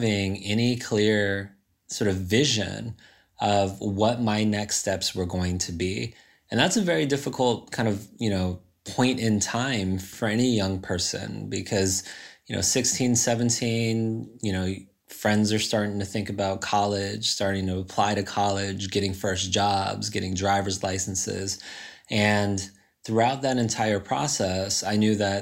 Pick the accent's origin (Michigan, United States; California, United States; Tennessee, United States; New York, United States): California, United States; Riverside; I grew up in Riverside, so right up the freeway from San Diego